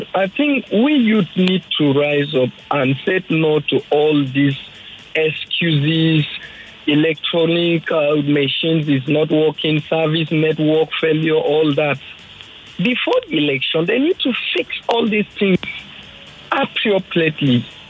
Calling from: Lekki, Lagos, Nigeria; I'm calling from Lekki.

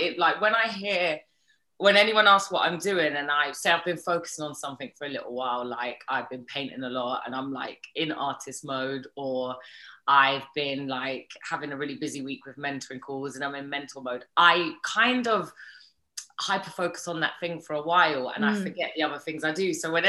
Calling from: New York, United States; I'm calling in from New York.

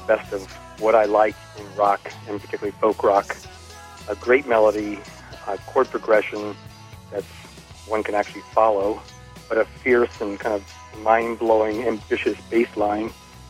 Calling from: Chapel Hill, North Carolina, United States; I'm from Chapel Hill, North Carolina.

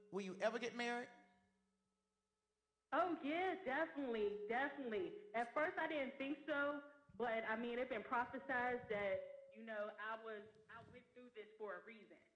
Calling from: Pittsburgh, Pennsylvania, United States; I'm coming from Pittsburgh, Pennsylvania.

